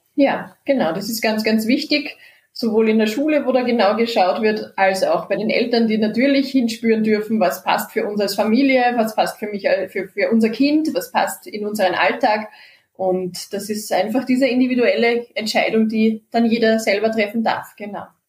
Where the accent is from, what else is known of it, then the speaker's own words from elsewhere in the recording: Austria; bei uns in Österreich